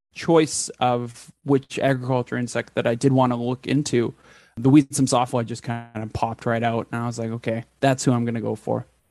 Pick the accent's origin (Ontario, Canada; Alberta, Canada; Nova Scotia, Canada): Alberta, Canada; Edmonton; moved away; also born or lived in Texas; I grew up in Edmonton, Alberta